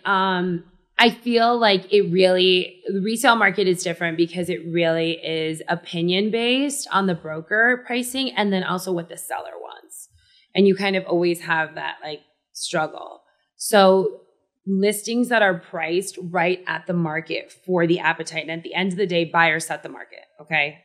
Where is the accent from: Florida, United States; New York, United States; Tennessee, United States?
Florida, United States; Miami; I grew up in Miami